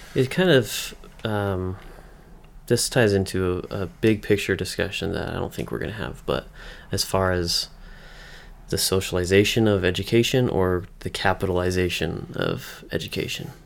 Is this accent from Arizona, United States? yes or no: no; Western Massachusetts, United States; now in Utah, United States; I'm from Western Mass